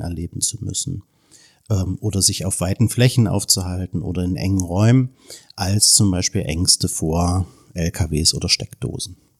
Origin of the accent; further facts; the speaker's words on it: Germany; als Deutsche